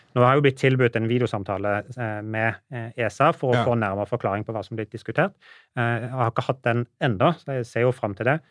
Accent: Norway; som nordmann

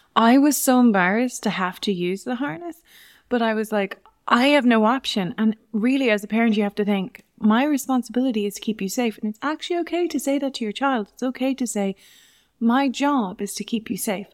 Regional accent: Navan, Leinster, Ireland; also born or lived in England; I grew up in Navan

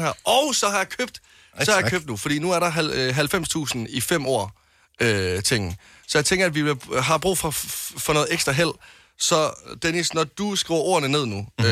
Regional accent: West Jutland, Denmark; nu kommer jeg fra Vestjylland

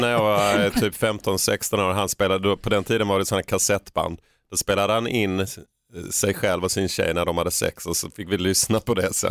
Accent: Skåne, Sweden; vi var från Skåne

